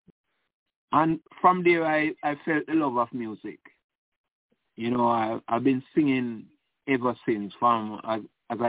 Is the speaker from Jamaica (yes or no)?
yes; May Pen, Clarendon, Jamaica; moved away as an adult; now in Canada; I'm originally from Jamaica, Clarendon, Maypen.